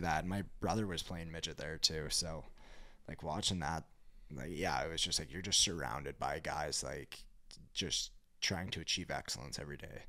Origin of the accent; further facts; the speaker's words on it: West Kelowna, British Columbia, Canada; moved away; also born or lived in Calgary; we ended up moving over to West Kelowna in two thousand seven. So, grew up in, uh, the Okanagan